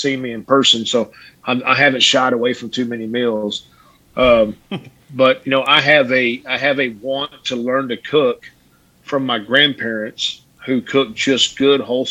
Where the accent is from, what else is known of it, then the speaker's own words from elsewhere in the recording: Midland, Texas, United States; I'm from a West Texas town, Midland, Texas